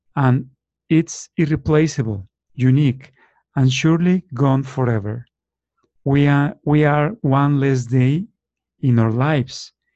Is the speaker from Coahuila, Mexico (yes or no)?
yes; Torreón, Coahuila, Mexico; now in Guadalajara, Mexico; I was born in Torreon, Mexico 52 years ago